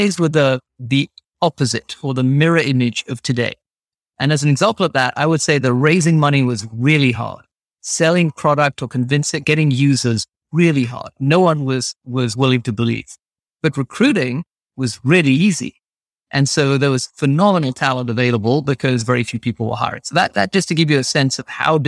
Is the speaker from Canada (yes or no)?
no; London, United Kingdom; moved away as an adult; also born or lived in New York / Massachusetts; My parents immigrated to England. I grew up in North London